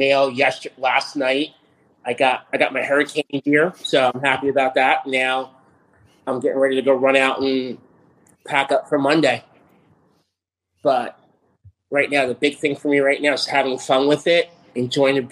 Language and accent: English; United States; moved away as an adult; now in Georgia, United States; I'm living down here in Georgia now, but I grew up in New York, New Jersey